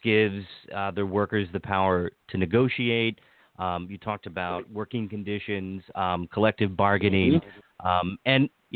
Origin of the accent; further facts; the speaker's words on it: Washington County, Maryland, United States; also born or lived in Montgomery County, Maryland; where I grew up in Washington County